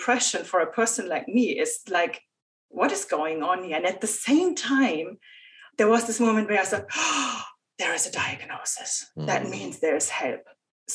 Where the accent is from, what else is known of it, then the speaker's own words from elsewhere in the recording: Germany; moved away as an adult; also born or lived in Ireland / Argentina / United States; I moved from Germany to Ireland, to Argentina, to the US.